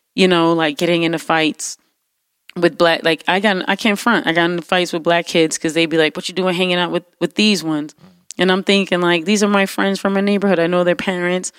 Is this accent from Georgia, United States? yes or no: no; New York City, New York, United States; growing up in New York City